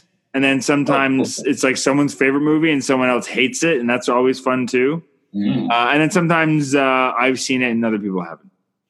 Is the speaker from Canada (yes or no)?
yes; Canada